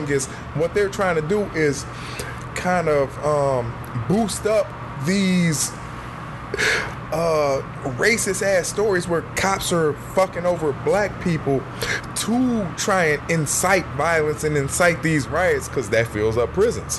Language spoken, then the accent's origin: English; Detroit, Michigan, United States; I'm from Detroit